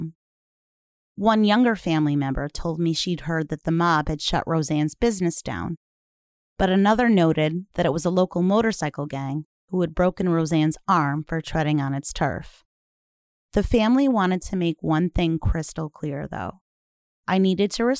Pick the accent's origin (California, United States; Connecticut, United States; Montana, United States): Connecticut, United States; Meriden; Meriden, my hometown and Wallingford's neighbor